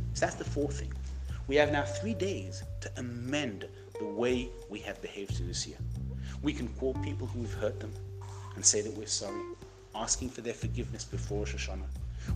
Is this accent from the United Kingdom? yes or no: yes; United Kingdom; I'm British.